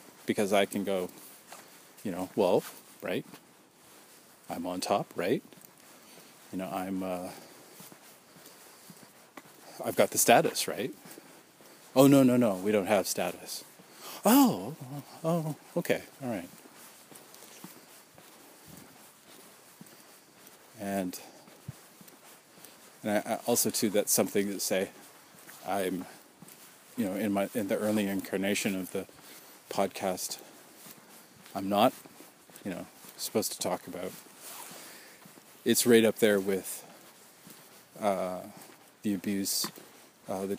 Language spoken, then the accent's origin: English; Canada; we're Canadian